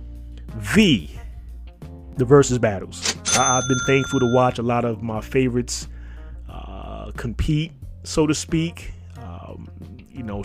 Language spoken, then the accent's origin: English; New York City, New York, United States; growing up in New York City when we didn't have a Walmart